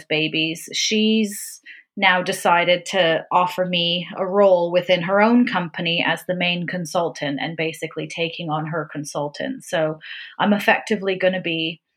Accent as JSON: {"language": "English", "country": "Canada", "tie": "born or raised there", "also_born_or_lived": "Vancouver, Canada", "accent": "Canadian", "moved": "as an adult", "lives_now": "Brightwell, United Kingdom", "said": "I am a born and raised Canadian"}